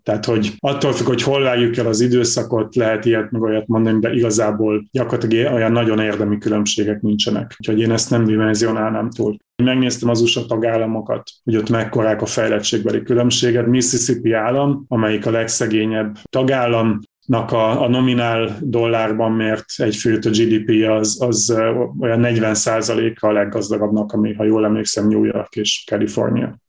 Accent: Borsod-Abaúj-Zemplén, Hungary; én is onnan származom

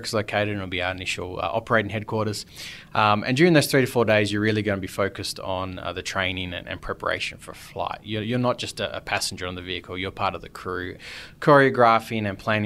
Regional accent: Perth, Western Australia, Australia; also born or lived in London; now in Mojave Desert, United States; I'm from Perth, Australia

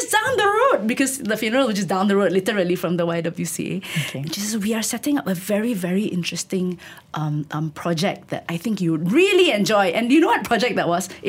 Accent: Tanjung Malim, Perak, Malaysia; I grew up in Tanjung Malim. And my entire growing up years, my teenage years, I thought my future would just be

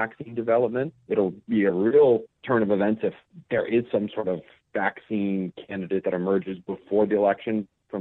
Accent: Michigan, United States; my home state of Michigan

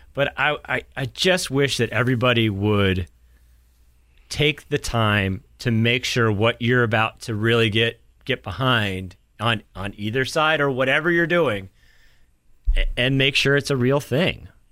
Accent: New Hampshire, United States; I grew up in New Hampshire

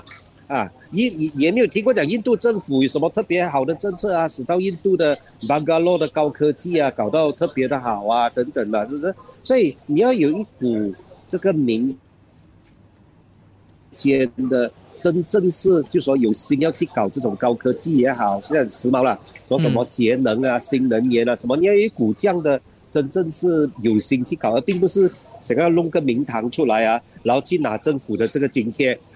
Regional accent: Sabah, Malaysia; 嗯，在我老家沙巴，这个更不用说了，是不是？

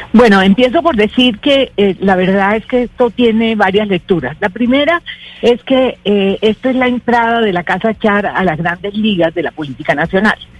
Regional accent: Barranquilla, Atlántico, Colombia; esa es mi tierra, esa es Barranquilla, esa es la costa

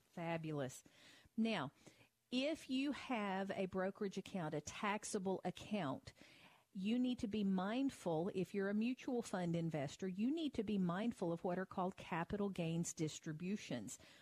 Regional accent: Tennessee, United States; my home state of Tennessee

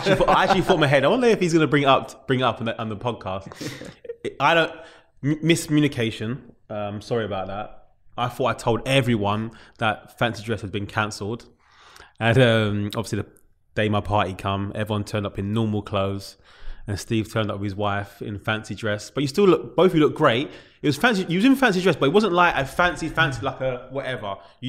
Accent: London, United Kingdom; That's where I'm from. I'm from New Cross.

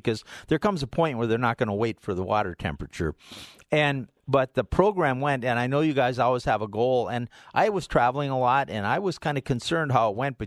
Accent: Midwest, United States; now in Colorado, United States; growing up in the Midwest

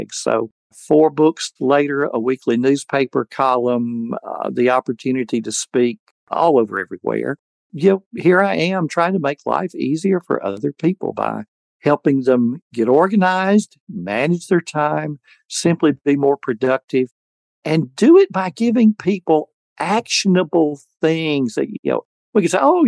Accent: Alabama, United States; I had born and raised in Alabama

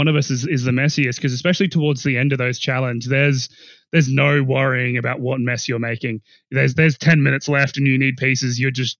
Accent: South Australia, Australia; my fellow South Australians

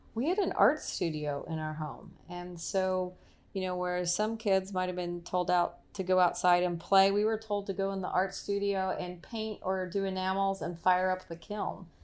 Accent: El Paso, Texas, United States; moved away as an adult; now in Charlotte, United States; I was born in El Paso, Texas

